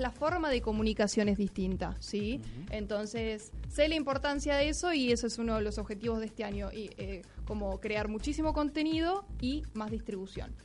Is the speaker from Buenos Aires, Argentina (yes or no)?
yes; Buenos Aires, Argentina; soy de Buenos Aires, Argentina